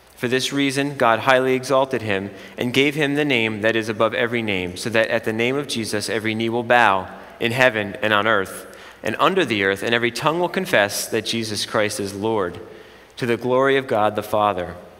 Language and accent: English; Jersey Shore, New Jersey, United States; I'm from the Jersey Shore